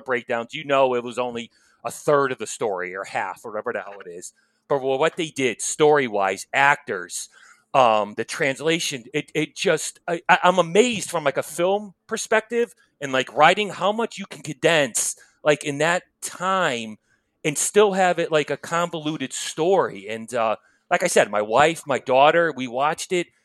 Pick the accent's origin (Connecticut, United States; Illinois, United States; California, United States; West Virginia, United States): Connecticut, United States; outside New Haven; where I grew up outside of New Haven, Connecticut, you know, blue collar town